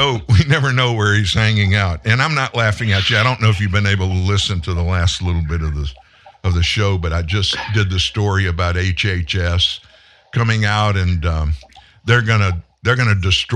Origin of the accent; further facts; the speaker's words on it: Louisiana, United States; also born or lived in South Texas; I'm originally from Texas. We moved to Louisiana when I was four, South Texas